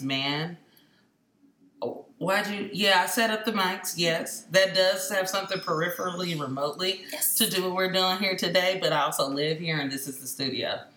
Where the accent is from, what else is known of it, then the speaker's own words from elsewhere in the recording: Oakland, California, United States; also born or lived in Los Angeles, California; I'm from East Oakland, California